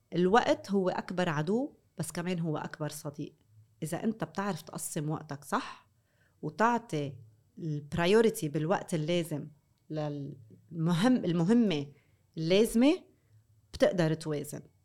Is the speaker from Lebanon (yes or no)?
yes; North Lebanon, Lebanon; انا من الشمال